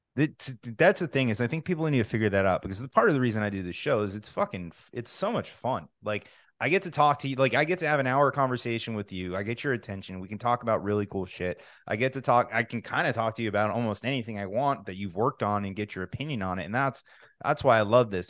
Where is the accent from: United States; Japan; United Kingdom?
United States; New Jersey; now in Florida, United States; I'm from New Jersey originally